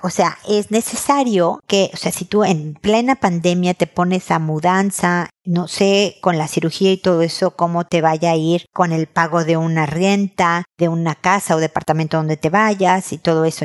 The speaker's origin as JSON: {"language": "Spanish", "country": "Mexico", "moved": "yes", "lives_now": "Chile", "said": "En mi tierra sería queso manchego"}